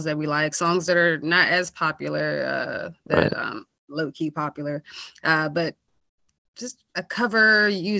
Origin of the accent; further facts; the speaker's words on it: Hyattsville, Maryland, United States; also born or lived in Silver Spring, Maryland; I've always been in Maryland, in Hyattsville. I was born in Silver Spring, but grew up PG County, went to Hyattsville and PG County schools just all my life